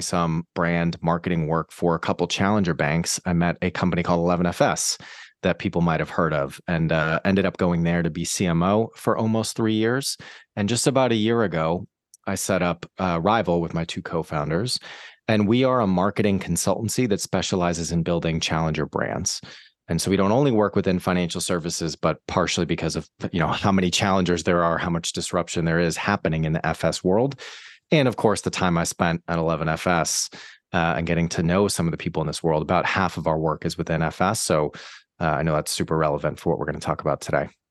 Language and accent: English; Boston, Massachusetts, United States; moved away as an adult; also born or lived in New York / San Francisco; now in London, United Kingdom; I'm from the States, from Boston, actually, originally.